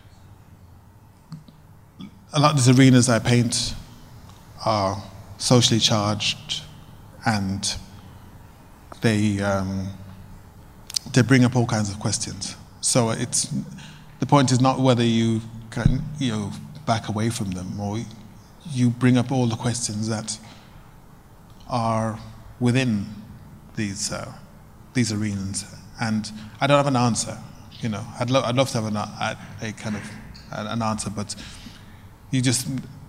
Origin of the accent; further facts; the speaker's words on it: United Kingdom; I'm black, I'm from Britain